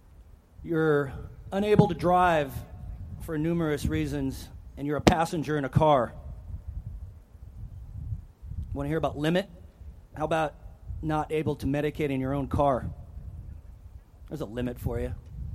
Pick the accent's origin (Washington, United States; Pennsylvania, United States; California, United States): California, United States; Monterey County; also born or lived in Oregon; my hometown of Monterey County